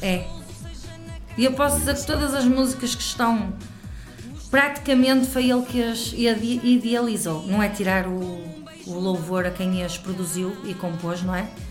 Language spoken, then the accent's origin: Portuguese; Santo Tirso, Norte, Portugal; Sou de Santo Tirso, Lamelas, Santo Tirso